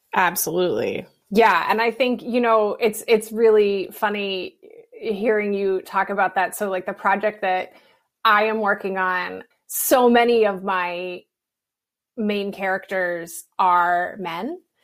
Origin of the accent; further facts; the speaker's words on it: West Virginia, United States; I'm from West Virginia